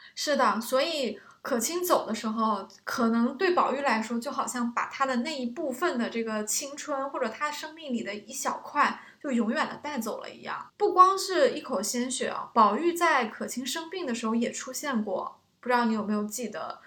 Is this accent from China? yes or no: yes; China; 我们中国人讲德才配位嘛